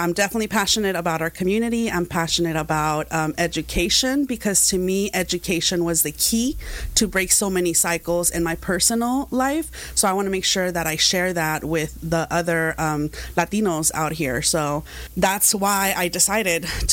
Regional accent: Santa Ana, California, United States; also born or lived in Zamora, Michoacán, Mexico; I came to the States when I was about 6 years old, and I've lived in Santana ever since, so I'm definitely a Santanera

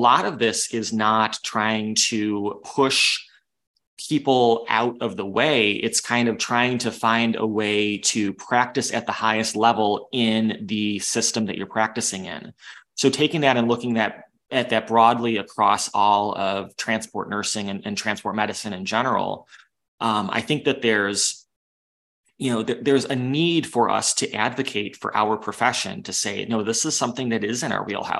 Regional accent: Western New York, United States; I grew up in Western New York

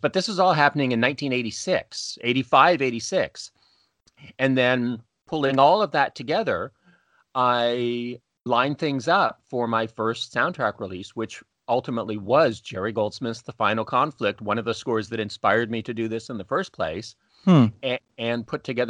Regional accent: just outside of Toronto, Ontario, Canada; originally from Canada. I'm Canadian, grew up just outside of Toronto

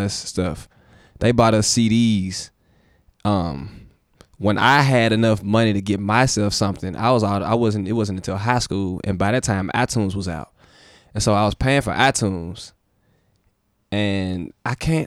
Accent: Memphis, Tennessee, United States; I'm from Memphis

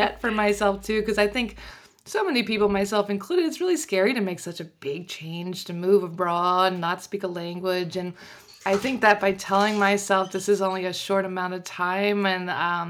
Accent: United States; moved away as an adult; now in Paris, France; I'm originally from Washington, D.C. I grew up just outside in a small town that nobody knows the name of.

